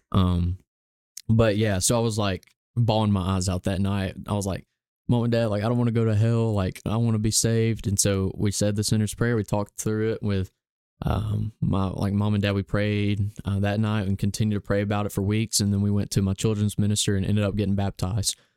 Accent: Gadsden, Alabama, United States; I've grown up here in Gadsden, Alabama my whole life

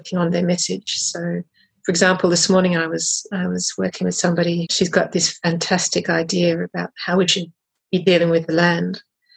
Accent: Australia; moved away as an adult; now in Paris, France; So I'm Australian.

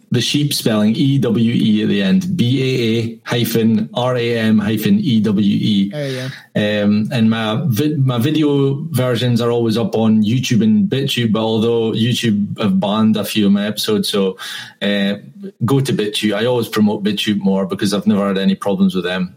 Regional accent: Scotland, United Kingdom; I'm white. I'm from Scotland

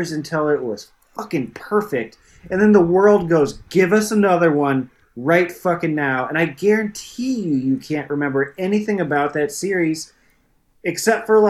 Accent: Muscatine, Iowa, United States; my hometown in Muscatine, Iowa

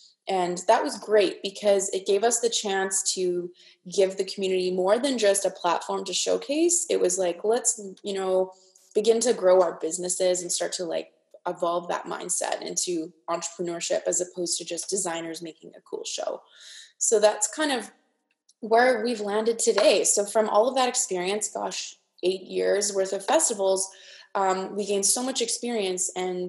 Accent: Saskatoon, Saskatchewan, Canada; born or raised there

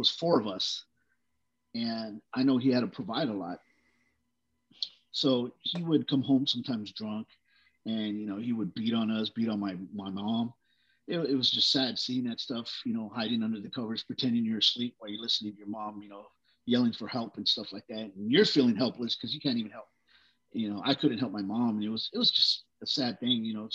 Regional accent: Brawley, California, United States; also born or lived in Texas; We moved to California. My parents, you know, were looking for work. So we moved to a little community, Brawley, California, agricultural area

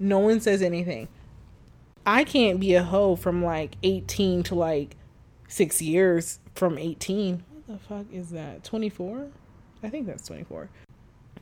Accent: Chicago, Illinois, United States; I was from Chicago

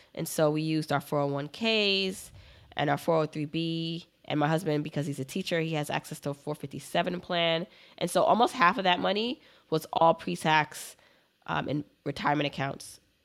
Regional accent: Brooklyn, New York, United States; also born or lived in Jamaica; I grew up in Brooklyn, but I was born in Jamaica, the island

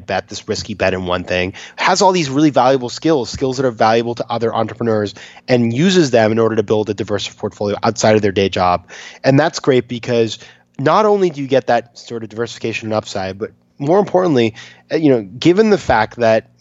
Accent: Maine, United States; I'm from Maine, so we grew up in these sort of places

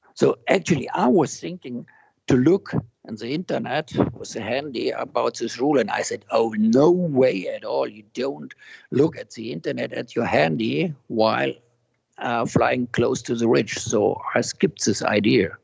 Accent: near Murnau, Bavaria, Germany; I'm now in Murnau in Germany, which is close to my hometown.

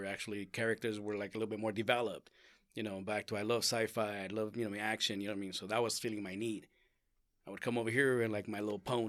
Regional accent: Mexico; born there; I was born in Mexico.

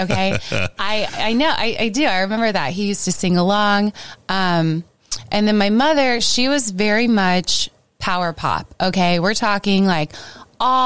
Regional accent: St. Louis, Missouri, United States; I am from St. Louis.

